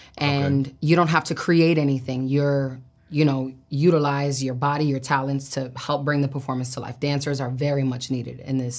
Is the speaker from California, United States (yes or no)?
no; Brooklyn, New York, United States; Yeah, I mean, I'm from Brooklyn, New York, born and raised